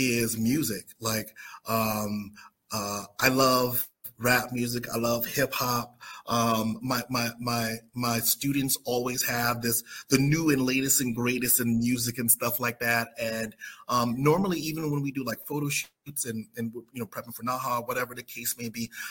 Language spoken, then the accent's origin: English; South Carolina, United States; I'm from South Carolina